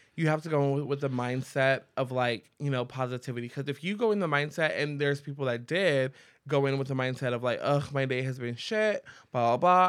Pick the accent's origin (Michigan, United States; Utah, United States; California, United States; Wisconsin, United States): California, United States; San Diego; I grew up in Logan Heights.